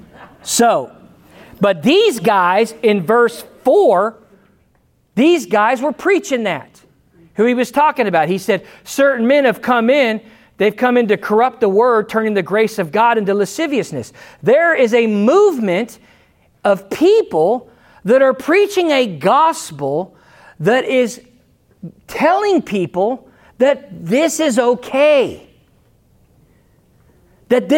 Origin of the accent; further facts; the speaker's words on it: United States; I'm American, but I'm Christian first. I'm American second.